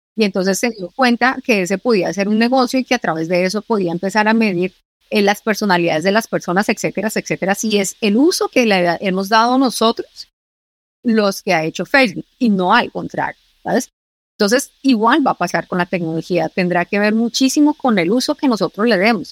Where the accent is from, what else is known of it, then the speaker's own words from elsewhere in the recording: Colombia; now in Spain; Yo soy colombiana